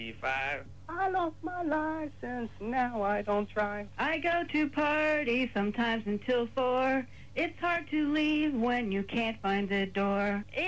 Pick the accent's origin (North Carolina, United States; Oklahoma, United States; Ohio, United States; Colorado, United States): Ohio, United States; No, I just give you your basic, hi, I'm from Ohio version.